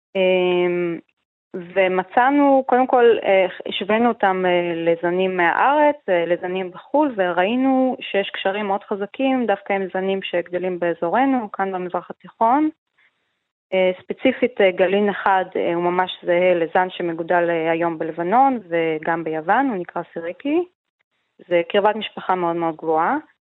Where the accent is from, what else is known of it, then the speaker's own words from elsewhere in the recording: Israel; בתור ישראלים